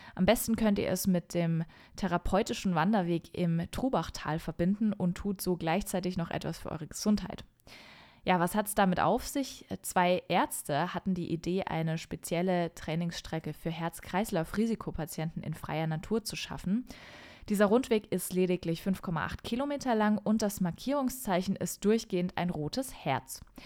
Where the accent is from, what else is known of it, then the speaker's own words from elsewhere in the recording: Franconian Switzerland, Bavaria, Germany; in die fränkische Schweiz, meine Heimat.